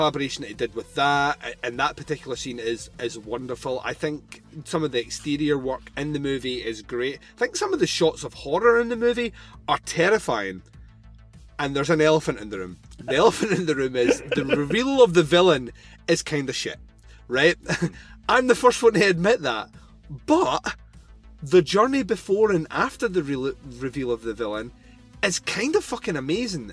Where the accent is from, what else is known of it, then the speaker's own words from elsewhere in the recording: Scotland, United Kingdom; I'm Scottish